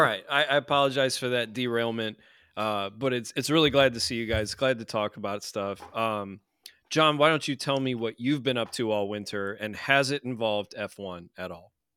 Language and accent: English; United States; we are from the States